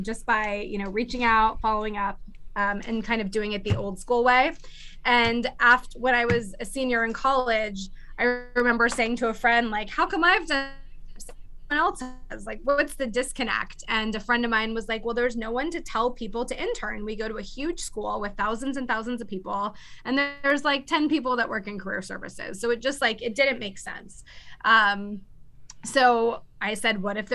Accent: Clearwater, Florida, United States; moved away as an adult; also born or lived in Orlando, Florida; now in Los Angeles, United States; I'm originally from Clearwater, Florida, by Tampa

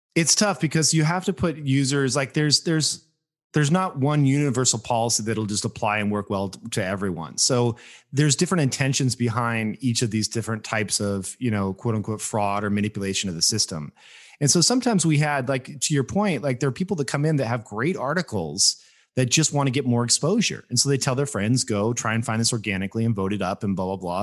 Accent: Las Vegas, Nevada, United States; moved away; also born or lived in Bay Area; I grew up in Las Vegas, Nevada. Like, I was, I moved out there.

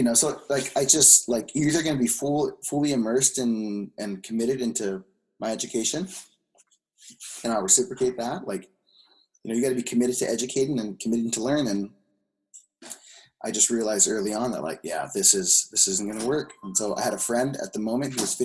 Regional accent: Carson, California, United States; I grew up Los Angeles Unified School District, Carson, born and raised in small town, Carson, refinery town

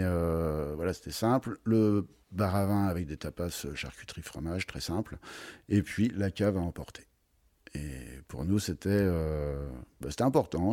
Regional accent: Troyes, Grand Est, France; moved away as an adult; also born or lived in Beaujolais / United States / Paris / Avallon; Je suis originaire de Troyes

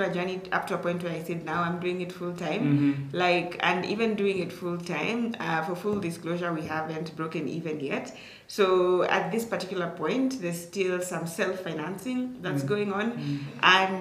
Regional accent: Turbo, Uasin Gishu County, Kenya; So I come from Turbo. Turbo is like maybe, depending on how fast you're driving, like maybe, let's say 20 to, I'd say like 30 to like 40 minutes from Eldoret town

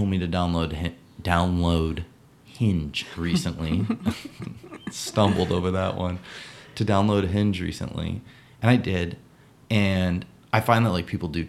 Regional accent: New Hampshire, United States; also born or lived in California; I was born in California, but I was raised in New Hampshire.

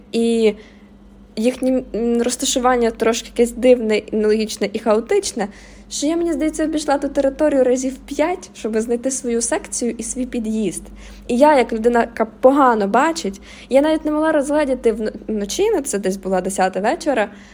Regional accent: Mykolaiv, Mykolaiv Oblast, Ukraine; Я сама з Миколаєва

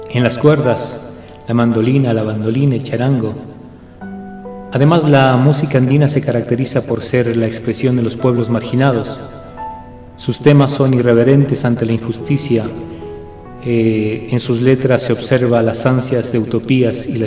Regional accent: Ecuador; nos hace vivir lo que somos los ecuatorianos.

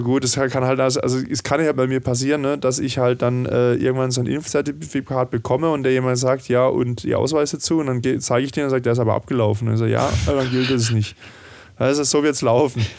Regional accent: Southern Germany, Germany; ich bin ja auch im Süden dieser Republik aufgewachsen

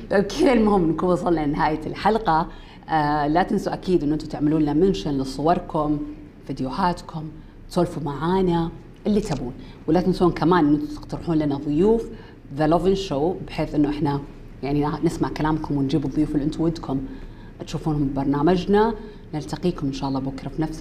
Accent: Saudi Arabia; واحنا دوله اسلاميه وشيء ثابت عندنا بالسعوديه من يوم كنا صغار

